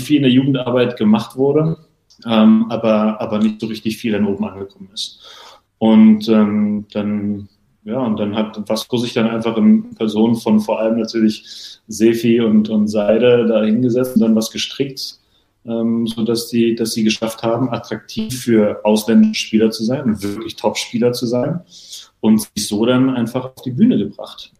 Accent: Berlin, Germany; first language German; moved away as an adult; now in Hannover, Germany; gebürtige Berliner und dementsprechend auch äh, groß geworden bei Spannung 04, mein Heimatverein

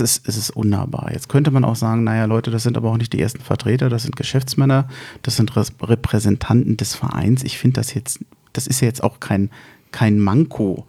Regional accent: Berlin, Germany; wir rühmen uns ja als Berliner

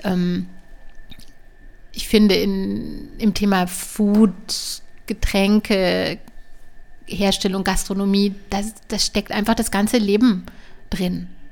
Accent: near Strasbourg, Baden-Württemberg, Germany; ich bin in der Nähe von, von Straßburg aufgewachsen, von Frankreich.

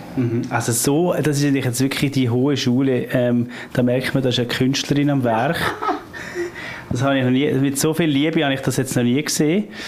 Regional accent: Switzerland; bei uns in der Schweiz

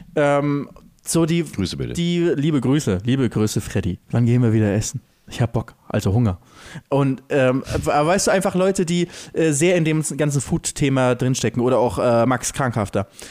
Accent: Lübeck, Schleswig-Holstein, Germany; bei uns in Lübeck

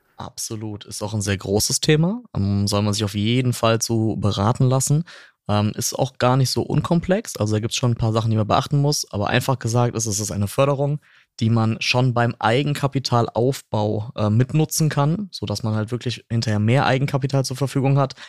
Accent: North Rhine-Westphalia, Germany; bei uns in Nordrhein-Westfalen

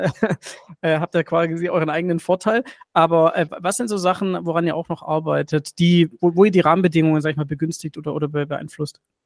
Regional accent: Stuttgart, Baden-Württemberg, Germany; ich bin ja Stuttgarter und, und ja. ich war fürs Studium weg

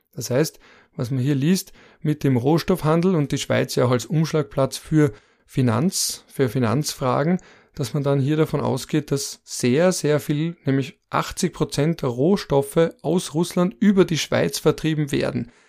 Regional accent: Austria

